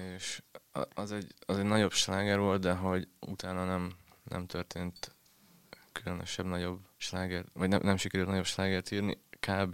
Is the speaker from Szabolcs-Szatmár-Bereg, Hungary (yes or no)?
yes; Tiszadob, Szabolcs-Szatmár-Bereg, Hungary; accent: Szabolcs dialect; moved away as an adult; now in Budapest, Hungary